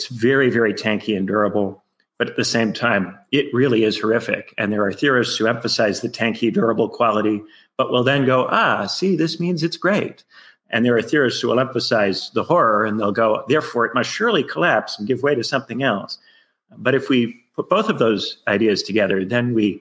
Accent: Indiana, United States; moved away as an adult; also born or lived in United Kingdom / Chicago, United States; I'm originally from Indiana. I went to a public high school in Indiana

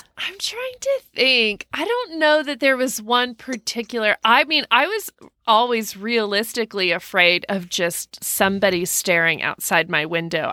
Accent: Denton, Texas, United States; I grew up in Denton, Texas

